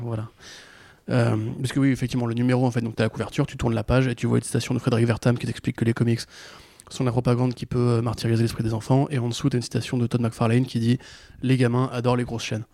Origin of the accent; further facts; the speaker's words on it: France; en tant que Français